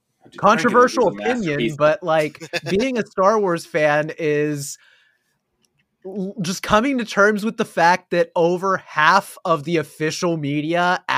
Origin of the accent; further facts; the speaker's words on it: Pennsylvania, United States; We're from Pennsylvania. We practically have the Jersey accent already.